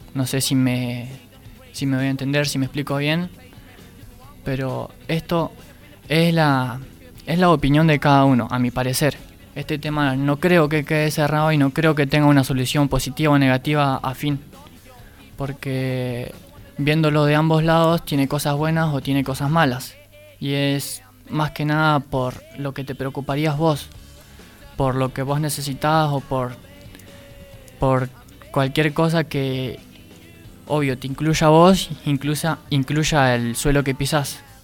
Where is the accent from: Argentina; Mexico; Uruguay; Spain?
Argentina; Yo como argentino